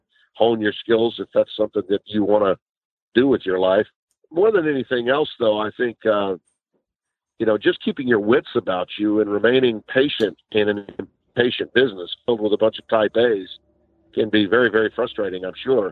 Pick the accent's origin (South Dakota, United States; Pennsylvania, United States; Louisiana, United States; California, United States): Louisiana, United States; Shreveport; also born or lived in Monroe, Louisiana / Connecticut; I live in my hometown in Shreveport, Louisiana